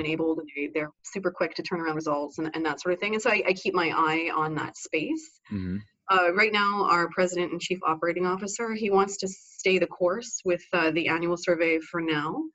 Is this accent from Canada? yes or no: yes; Canada; also born or lived in Vancouver, Canada; I was educated at our Canadian equivalent of West Point or Annapolis.